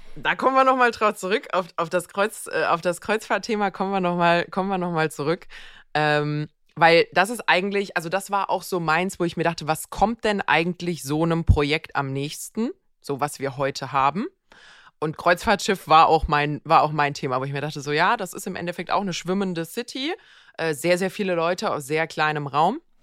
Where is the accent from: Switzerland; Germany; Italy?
Germany; hier bei uns in Deutschland